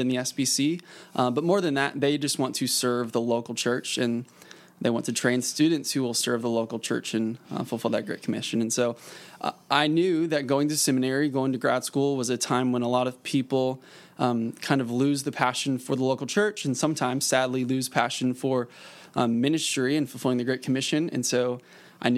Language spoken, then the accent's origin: English; Springfield, Missouri, United States; I grew up in Springfield, Missouri